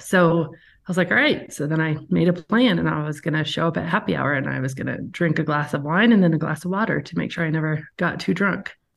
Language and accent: English; Aspen, Colorado, United States; now in Evergreen, United States; I am from Aspen, Colorado originally. Live in Evergreen, Colorado now